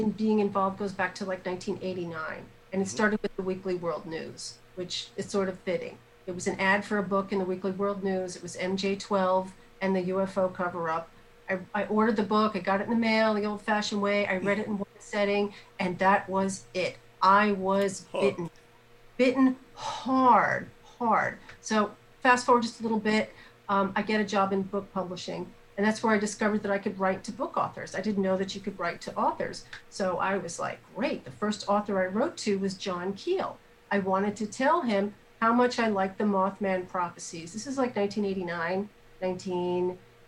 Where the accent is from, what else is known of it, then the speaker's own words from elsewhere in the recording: New York City, New York, United States; I come from New York City, born and raised in Manhattan